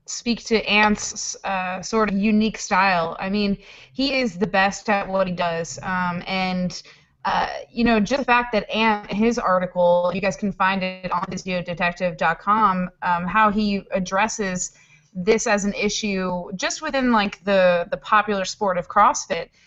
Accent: East Coast, United States; I'm from the East Coast

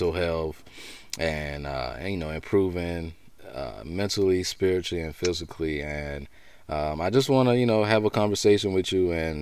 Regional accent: Orangeburg, South Carolina, United States; my roots growing up in Orangeburg, South Carolina

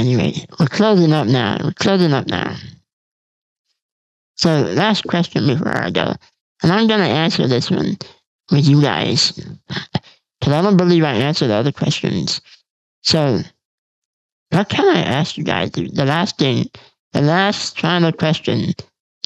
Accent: United States; I'm from the United States

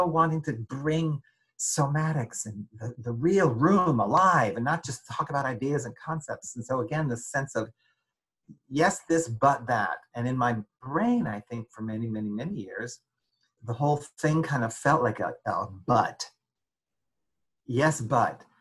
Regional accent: United States; also born or lived in Paris, France / Denver; I lived in France for 5 years, but I'm really American

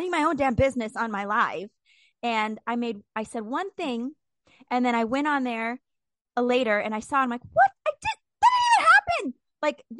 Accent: Indiana, United States; I'm from Indiana

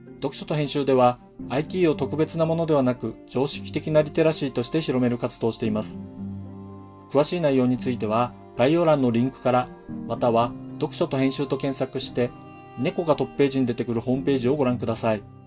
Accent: Hokkaido, Japan; 僕はどさんこなので

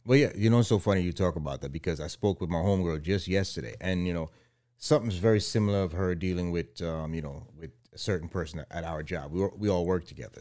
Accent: Guyana; growing up in Guyana

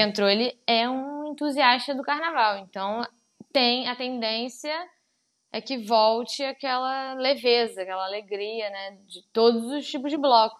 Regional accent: Pelotas, Rio Grande do Sul, Brazil; now in Rio de Janeiro, Brazil; eu sou do Sul, né? Eu moro aqui no Rio há muito tempo, mas eu sou de Pelotas

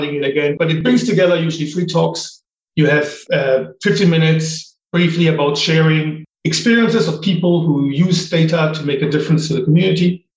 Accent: Germany; moved away as an adult; also born or lived in United States / Japan / Ireland; now in United Kingdom; I grew up in Germany

